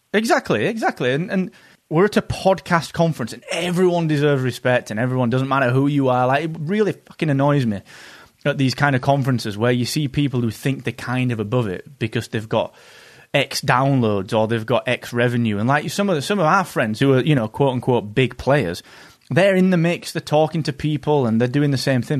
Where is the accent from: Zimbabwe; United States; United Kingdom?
United Kingdom; England; Being an English person in the U S at conferences